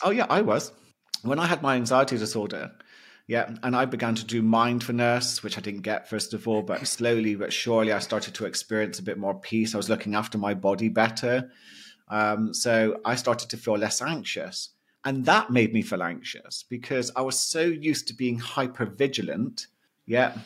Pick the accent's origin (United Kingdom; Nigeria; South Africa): United Kingdom; being a Brit